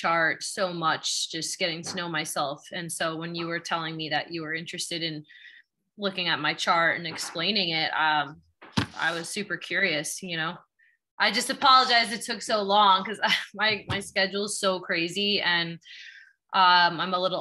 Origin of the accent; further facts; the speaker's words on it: Long Island, New York, United States; moved away as an adult; now in Los Angeles, United States; I'm from Long Island, originally from New York.